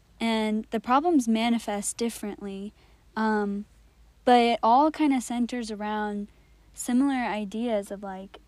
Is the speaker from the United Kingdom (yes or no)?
no; India; the types of questions that I've been wrestling with as an Indian Christian, to really contextualize my faith